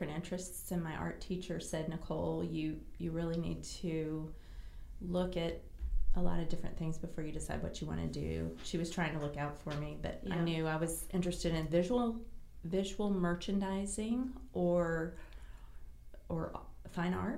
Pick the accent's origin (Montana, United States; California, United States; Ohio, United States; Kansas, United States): California, United States; also born or lived in South Carolina / Destin, Florida / San Diego, California; I was actually born in California, so I am a California girl and a Southern girl, but because my mom and dad are both from South Carolina